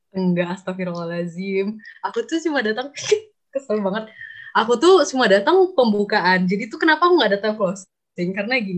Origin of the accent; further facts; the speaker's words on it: Sumatra, Indonesia; karena aku dari Sumatera ya mungkin orang teman-teman teman-teman aku yang Sumatera mungkin